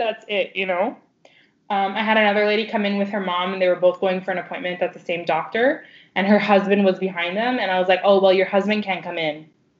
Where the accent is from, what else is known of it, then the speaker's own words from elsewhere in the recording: Chicago, Illinois, United States; I'm from Chicago. Don't fuck with me.